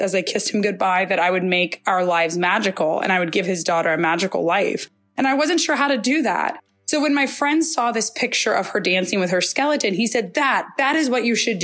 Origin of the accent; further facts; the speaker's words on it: United States; I'm from the United States